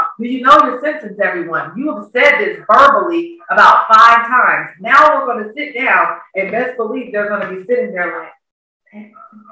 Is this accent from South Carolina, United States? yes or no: no; Kansas, United States; moved away as an adult; now in Georgia, United States; I'm originally from Kansas. I've been here in Georgia just over 13 years.